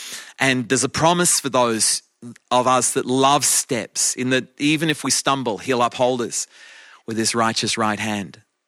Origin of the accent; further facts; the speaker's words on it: Australia; moved away as an adult; now in England; When my wife and I came from Australia to England, it's coming on 29 years ago.